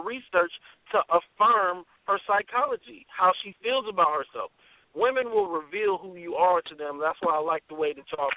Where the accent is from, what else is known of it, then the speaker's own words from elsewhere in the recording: Canton, Ohio, United States; I'm from Canton, Ohio